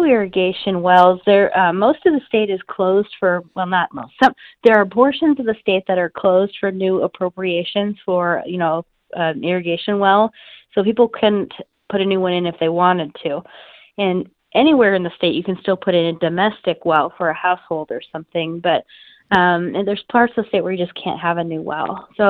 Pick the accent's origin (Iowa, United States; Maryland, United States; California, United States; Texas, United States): Iowa, United States; I'm from North Central Iowa originally, so I mean, I just grew up with pattern tile drainage